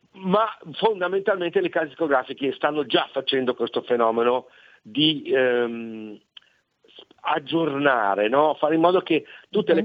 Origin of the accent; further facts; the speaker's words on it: Brazil; now in Milan, Italy; sono nato in Brasile